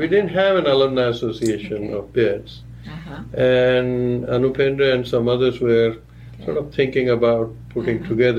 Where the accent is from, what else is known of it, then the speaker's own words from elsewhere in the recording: Gulbarga, Karnataka, India; first language Marathi; English is a second language; moved away; I grew up in Karnataka